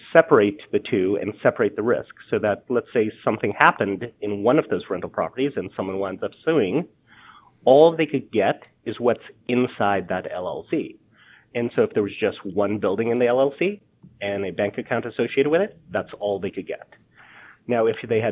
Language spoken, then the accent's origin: English; Columbus, Georgia, United States; moved away as an adult; also born or lived in Boston / Florida / Chicago / London; now in San Diego, United States; I did in Columbus, Georgia